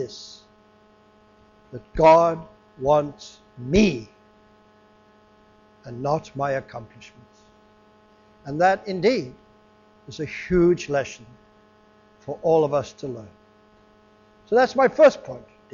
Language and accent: English; England, United Kingdom; moved away; I was raised in England, and I used to meet people when I was back in England for 10 years or so, some years back